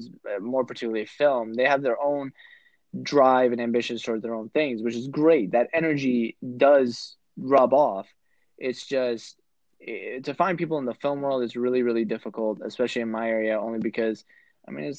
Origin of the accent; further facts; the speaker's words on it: Virginia, United States; also born or lived in Florida; I was born and raised in Virginia